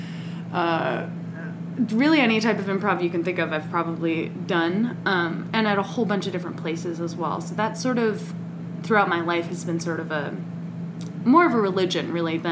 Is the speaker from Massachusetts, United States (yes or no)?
no; San Diego, California, United States; moved away as an adult; also born or lived in New York City; I'm from San Diego